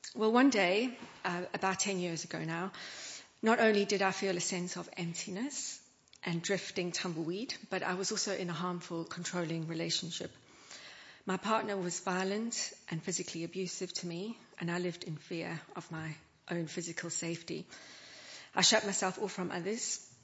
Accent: South Africa; moved away; Where I grew up in South Africa

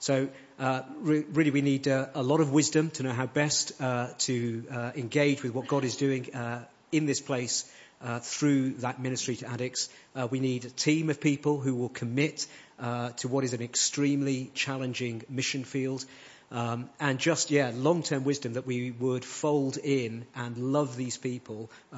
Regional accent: Long Crendon, South East England, United Kingdom; from Long Crendon.

